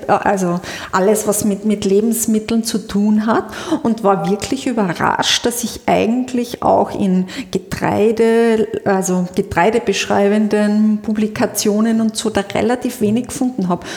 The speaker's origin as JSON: {"language": "German", "region": "Carinthia", "country": "Austria", "said": "als Kärntnerin"}